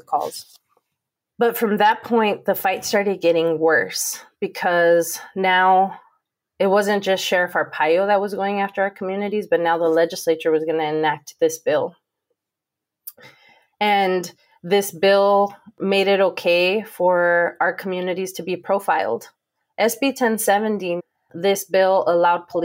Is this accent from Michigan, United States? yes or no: no; Pomona, California, United States; now in Arizona, United States; growing up in Pomona and growing up in the 80s and 90s